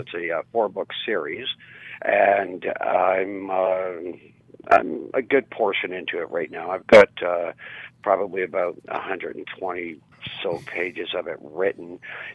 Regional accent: Mississauga, Ontario, Canada; moved away as an adult; now in Peterborough, Canada; here in Peterborough, where I currently reside, like I grew up out in Mississauga

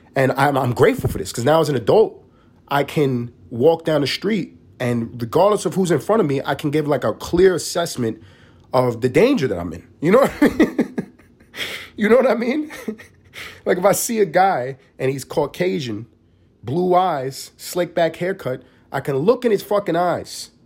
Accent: New York City, New York, United States; moved away as an adult; also born or lived in Los Angeles; now in Atlanta, United States; I grew up in East Harlem

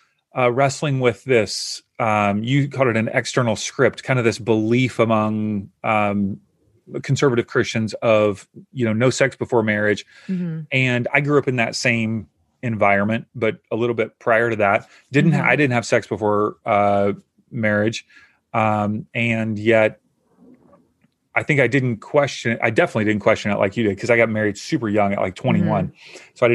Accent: Kentucky, United States; I grew up in Kentucky.

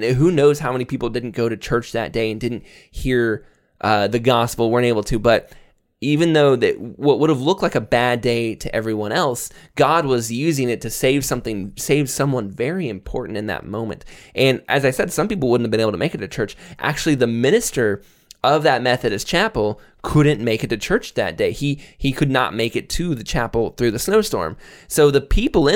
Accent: Florida, United States; moved away; I grew up in Florida.

